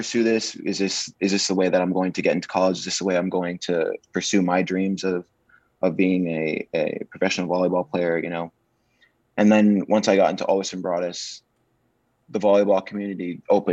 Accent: Florida, United States; I'm from Florida, so the volleyball community for boys isn't very big

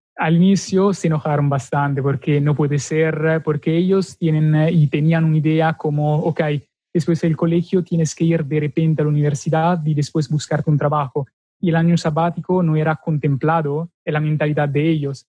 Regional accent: Milan, Lombardy, Italy; Spanish is a second language; moved away as an adult; Soy del norte, Milano

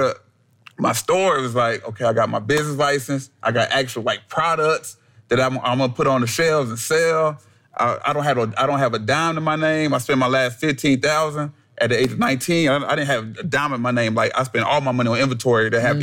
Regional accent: Columbia, South Carolina, United States; I was born in Columbia, South Carolina

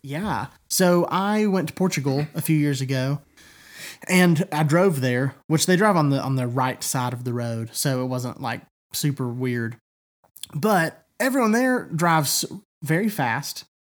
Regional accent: East Tennessee, United States; I have always lived here

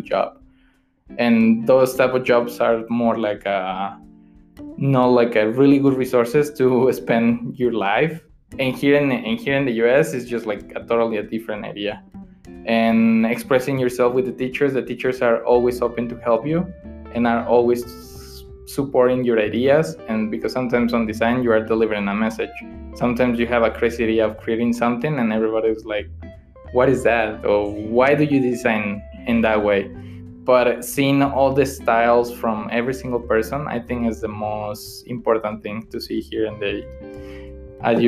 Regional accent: Mexico; first language Spanish; English is a second language; moved away as an adult; now in Utah, United States; my background is from Mexico, but I speak Spanish fluently

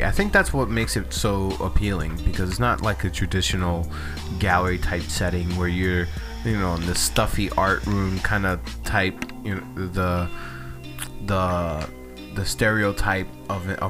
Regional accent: United States; we as American citizens

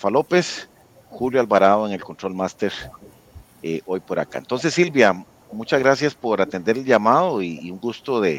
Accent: Costa Rica; Hablemos de libertad, soy costarricense, Foro Liberal, que siempre nos acompañan y transmiten con nosotros cada jueves.

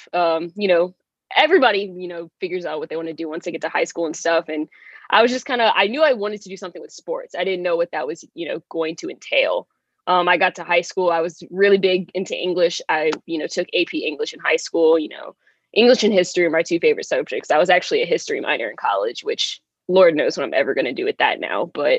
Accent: New Orleans, Louisiana, United States; Born and raised in New Orleans, Louisiana

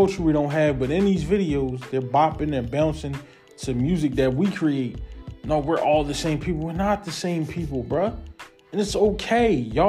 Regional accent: East Coast, United States; I'm from the East Coast.

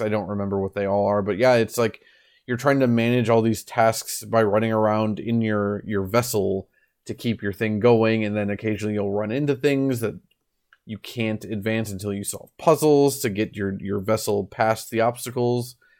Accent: United States; moved away; I grew up in America

